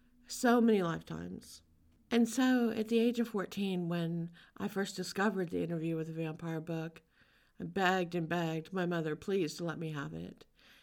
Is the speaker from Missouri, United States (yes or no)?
no; Louisiana, United States; I was born in Louisiana. I grew up around such a rich cultural heritage. Louisiana is different than almost any other state in the U.S.